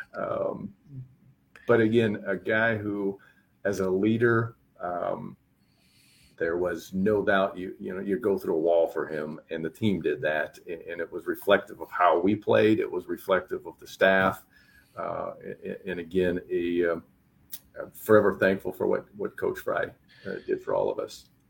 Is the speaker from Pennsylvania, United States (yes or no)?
yes; Pennsylvania, United States; moved away; also born or lived in Iowa; growing up in Pennsylvania